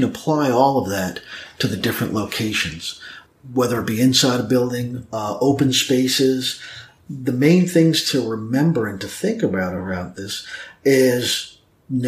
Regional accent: New York, United States; now in Snellville, United States; I was originally from New York

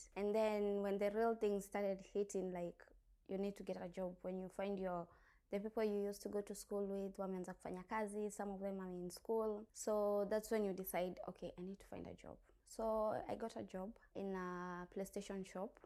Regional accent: Thika, Kiambu County, Kenya; moved away as an adult; now in Dubai, United Arab Emirates; I'm from Kenya, Nairobi, Thika

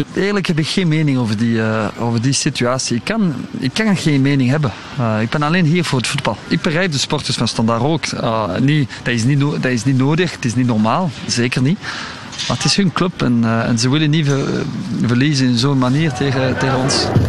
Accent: Bruges, Flanders, Belgium; also born or lived in Ghent; mijn geboortestad uh, Brugge

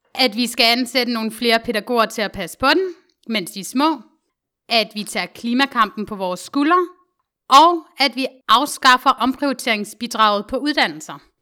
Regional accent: Denmark; os som danskere i vores generation

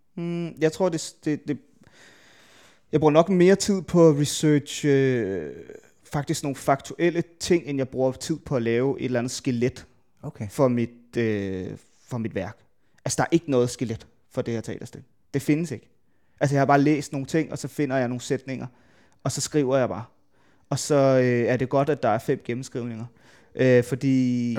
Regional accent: Værløse, Capital Region of Denmark, Denmark; hvis man tager det sted, jeg er fra, jeg er fra Værløs, øh, lidt uden for København

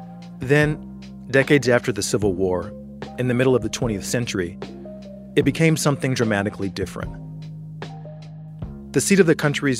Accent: Atlanta, Georgia, United States; for me, Atlanta is my hometown. It's where I grew up.

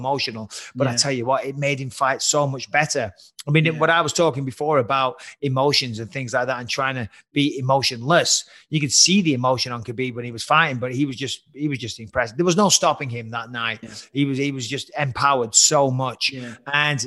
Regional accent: Lancashire, North West England, United Kingdom; accent: Lancashire; moved away as an adult; now in United States; my fucking Lancashire accent

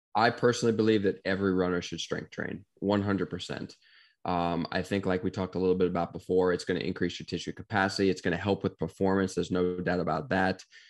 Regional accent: Bethpage, New York, United States; now in Gainesville, United States; grew up in New York, uh, Long Island, New York specifically

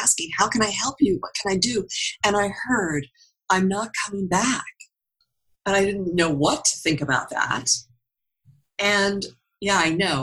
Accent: Pennsylvania, United States; I come from Pennsylvania, you know, and down here at the bottom is my hometown, out in the middle of nowhere and nothing

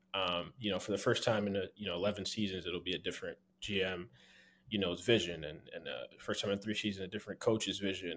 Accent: Philadelphia, Pennsylvania, United States; I'm from Philly

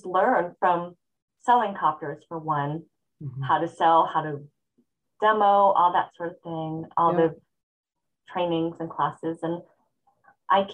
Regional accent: Hawaii, United States; moved away as an adult; now in California, United States; I'm born and raised in Hawaii

